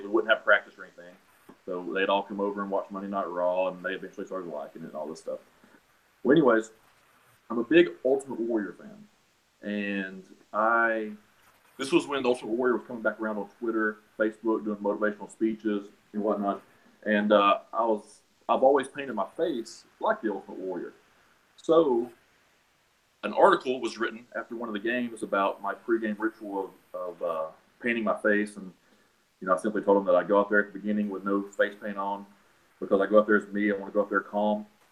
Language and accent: English; Chattanooga, Tennessee, United States; I'm born and raised in Chattanooga. I've been here 26 years now